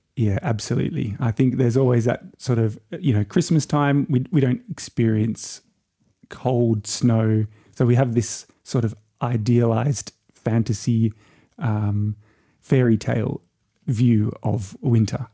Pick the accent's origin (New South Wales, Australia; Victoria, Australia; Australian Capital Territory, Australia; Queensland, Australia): New South Wales, Australia; Byron Bay; also born or lived in Brisbane / Germany / London; I was born in a little town called Byron Bay